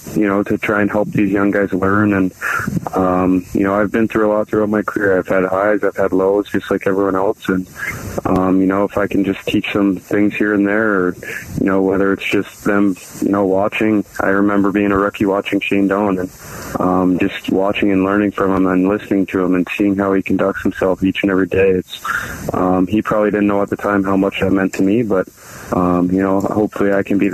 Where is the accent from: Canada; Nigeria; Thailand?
Canada; growing up in Canada